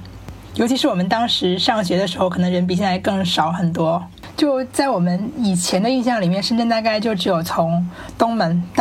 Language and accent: Chinese; Shenzhen, Guangdong, China; 我们有会说自己老家是哪里，比如说我就是老家是湖南